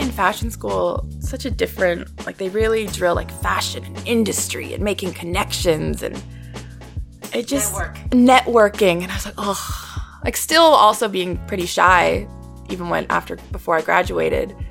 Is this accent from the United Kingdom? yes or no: no; Vancouver, British Columbia, Canada; moved away as an adult; now in Toronto, Canada; growing up in Vancouver, it's very small.